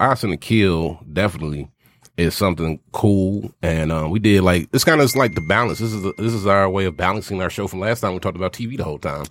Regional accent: the South, United States; me being born and raised in the South

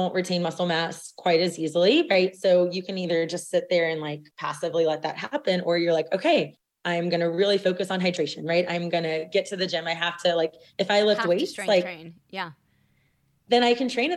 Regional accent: South Louisiana, United States; growing up in South Louisiana

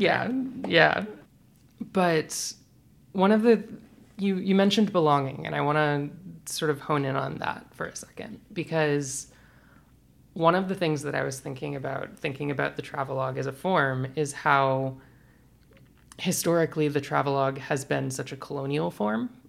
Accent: Birmingham, Alabama, United States; moved away; also born or lived in Georgia / Florida; I'm from Birmingham, Alabama.

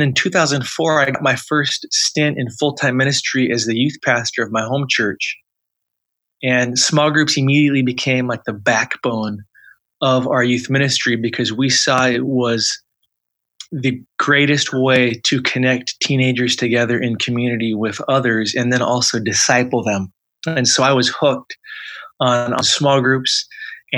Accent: suburb of Seattle, Washington, United States; also born or lived in Alaska; now in Southern California, United States; I grew up in the Northwest, so a suburb of Seattle

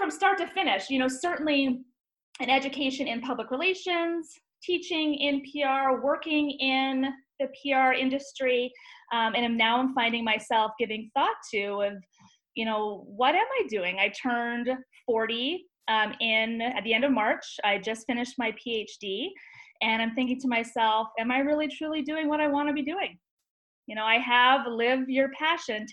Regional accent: Vancouver, British Columbia, Canada; moved away as an adult; now in United States; I grew up just outside of Vancouver

